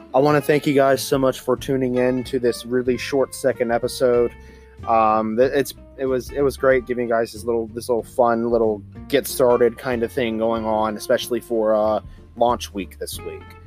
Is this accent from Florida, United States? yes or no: no; Gulfport, Mississippi, United States; I grew up in Gulfport at the time, and that was on the southwestern end of Mississippi.